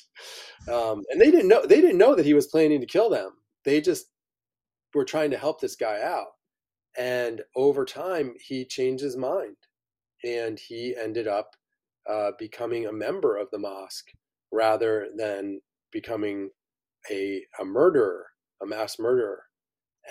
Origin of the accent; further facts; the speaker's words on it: upstate New York, United States; growing up in upstate New York.